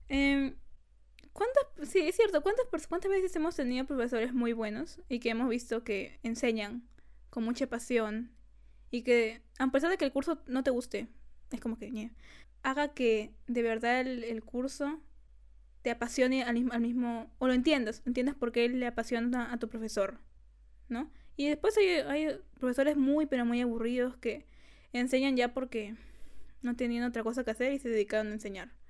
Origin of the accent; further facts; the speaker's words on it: Lima, Peru; Y, no, no, somos, de Lima.